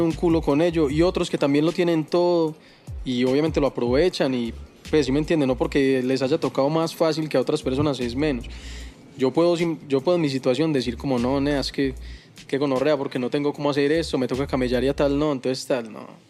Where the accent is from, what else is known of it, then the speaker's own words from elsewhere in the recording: Envigado, Antioquia, Colombia; yo soy de Envigado